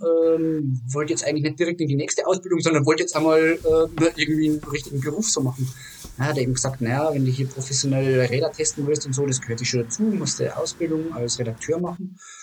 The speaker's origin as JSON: {"language": "German", "country": "Germany", "said": "als Deutscher"}